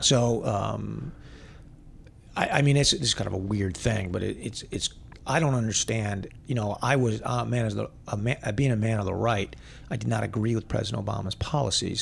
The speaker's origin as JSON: {"language": "English", "country": "United States", "said": "I am an American, which I am"}